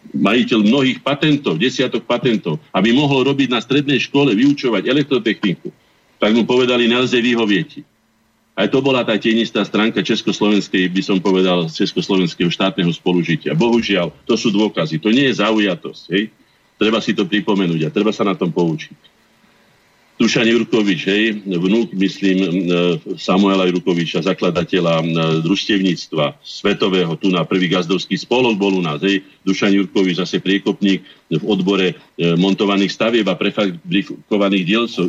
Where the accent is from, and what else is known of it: Slovakia